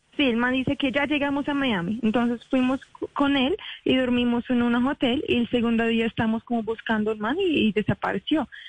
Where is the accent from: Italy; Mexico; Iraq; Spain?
Iraq; Spanish is a second language; also born or lived in Kuala Lumpur, Malaysia; now in Colombia; nosotros salimos de Irak así como 10 años